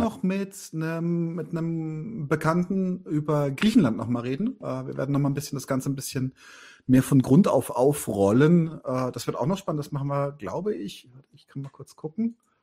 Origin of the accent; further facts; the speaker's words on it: Bavaria, Germany; ich bin ja Bayer